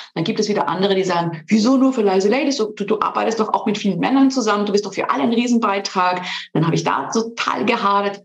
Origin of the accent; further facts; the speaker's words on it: Switzerland; moved away as an adult; also born or lived in Ulm / Munich; Ich bin ursprünglich in der Schweiz geboren und aufgewachsen zwischen drei Kulturen, der italienischen, französischen und der Schweizer Kultur.